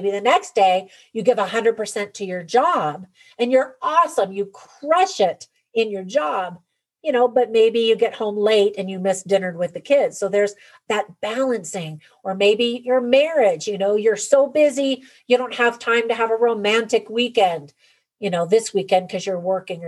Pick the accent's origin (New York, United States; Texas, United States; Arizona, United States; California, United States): California, United States; moved away; I grew up in California and then raised my family there for a number of years